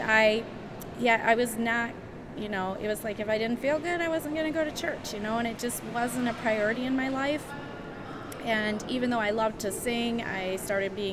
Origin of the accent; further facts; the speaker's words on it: Berkley, Michigan, United States; also born or lived in Adrian, Michigan; I grew up in Berkeley, Michigan, which is just northwest of Detroit